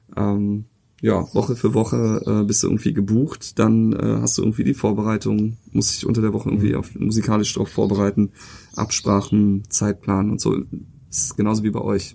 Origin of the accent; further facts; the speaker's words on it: Cologne, North Rhine-Westphalia, Germany; Ich bin ja auch hier in der Gegend groß geworden